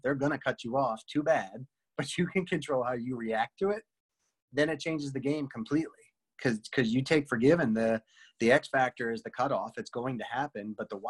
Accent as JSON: {"language": "English", "region": "Northeast", "country": "United States", "moved": "as an adult", "said": "I came from the Northeast where it's super tense and super aggressive."}